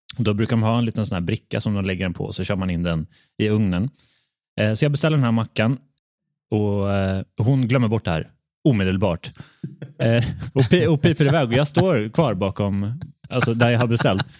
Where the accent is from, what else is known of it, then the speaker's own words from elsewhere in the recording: Värmland, Sweden; jag är uppvuxen i, i Värmlands skogar